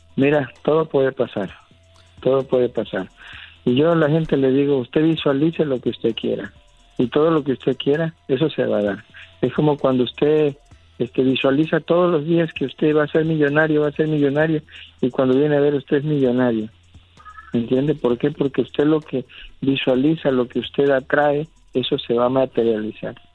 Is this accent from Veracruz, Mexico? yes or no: yes; San Andrés Tuxtla, Veracruz, Mexico